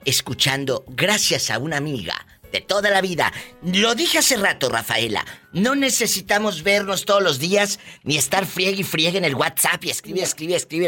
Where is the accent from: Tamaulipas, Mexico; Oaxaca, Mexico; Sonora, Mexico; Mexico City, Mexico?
Tamaulipas, Mexico; now in United States; yo soy de Tamaulipas